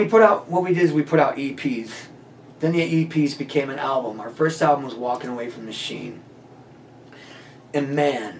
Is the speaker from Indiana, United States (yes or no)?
yes; Chesterton, Indiana, United States; also born or lived in Valparaiso, Indiana; I'm from Chesterton, Valpo area